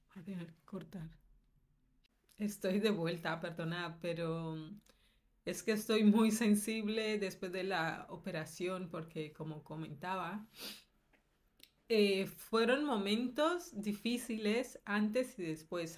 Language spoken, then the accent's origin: Spanish; Colombia; now in Valencia, Spain; de Colombia